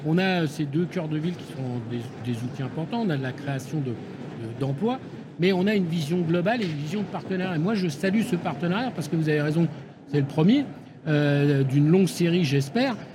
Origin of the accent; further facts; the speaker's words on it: Île-de-France, France; born there; je suis né dans le Val-de-Marne. j'ai habité dans du logement social un hein, gentil, des bars de 10 étages au ras du périphérique.